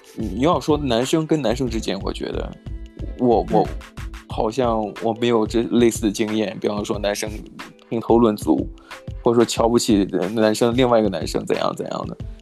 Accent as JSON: {"language": "Chinese", "country": "China", "moved": "yes", "said": "拜托我也是中国来的"}